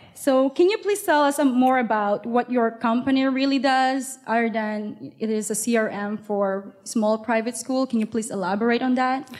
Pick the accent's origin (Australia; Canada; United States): Canada; Montreal, Quebec; moved away as an adult; now in Toronto, Canada; I had to learn how to speak French growing up in Montreal.